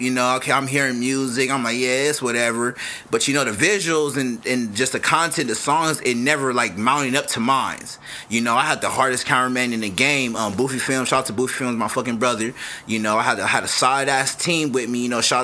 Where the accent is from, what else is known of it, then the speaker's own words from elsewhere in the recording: Los Angeles, California, United States; I'm from South Central